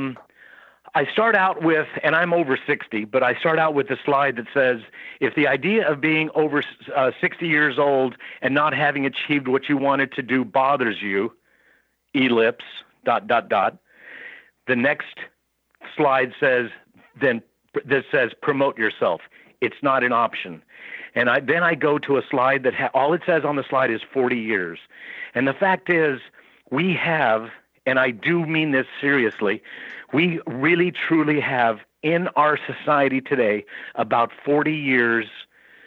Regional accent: El Paso, Texas, United States; I'm from El Paso, so that was Fort Bliss Army

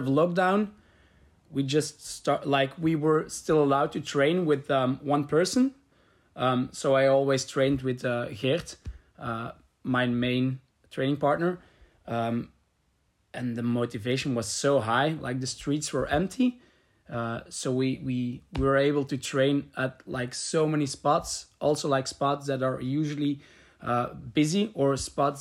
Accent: Leuven, Flanders, Belgium; I'm from Leuven.

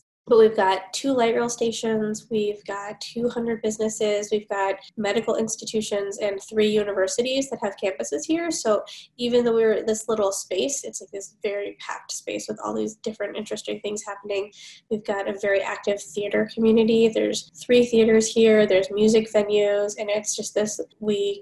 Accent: Los Angeles, California, United States; now in Minnesota, United States; I grew up in Los Angeles

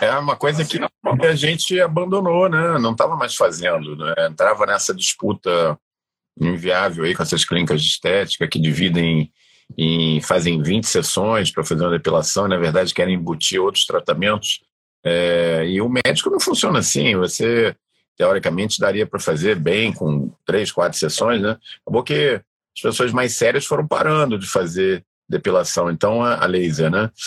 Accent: Brazil; como bom brasileiro

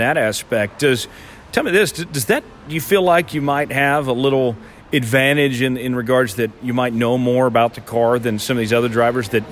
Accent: Tulsa, Oklahoma, United States; I'm from Tulsa originally.

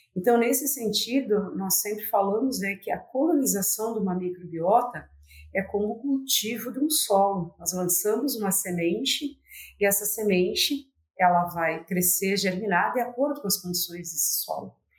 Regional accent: Palotina, Paraná, Brazil; a Universidade Federal do Paraná abriu o campus de Palotina, que é minha cidade natal, e acabei retornando à minha terra

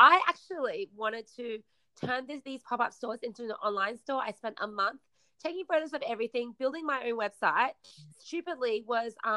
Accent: Australia; also born or lived in China; my parents and I, we immigrated from China to Australia when I was 8

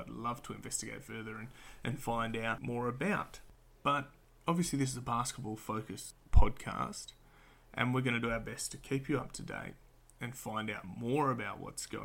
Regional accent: Perth, Western Australia, Australia; I'm an Australian hailing from sunny Perth, Western Australia

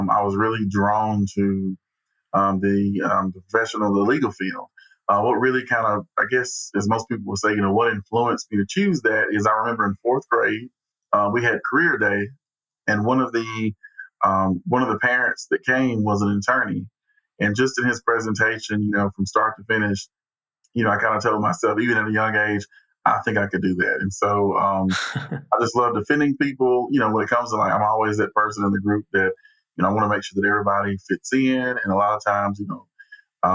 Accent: Fulton, Mississippi, United States; moved away as an adult; also born or lived in Iuka, Mississippi / Florence, Alabama; I was originally born in Iuka, Mississippi, but I lived in Fulton, Mississippi. And that's where I grew up and graduated high school.

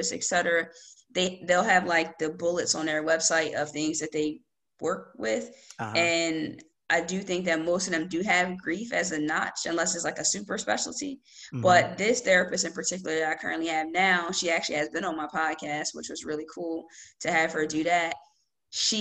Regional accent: Lawnside, New Jersey, United States; also born or lived in Sicklerville, New Jersey; I'm from Lawnside, New Jersey. And I currently don't live in Lawnside. I live close by in Sicklerville. But yeah, I'm from Lawnside. Always been in New Jersey.

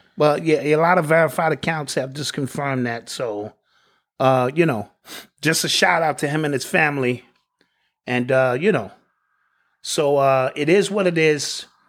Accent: New York, United States; I'm born and raised in New York

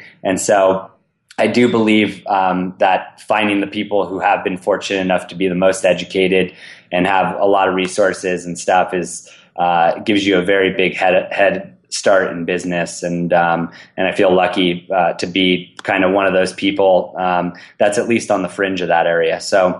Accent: California, United States; That's one of the biggest things I realized how lucky I was growing up in the Bay Area.

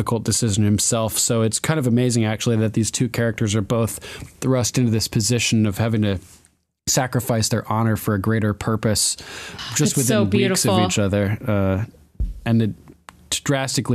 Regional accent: Old Lyme, Connecticut, United States; I'm actually from Old Lyme, Connecticut

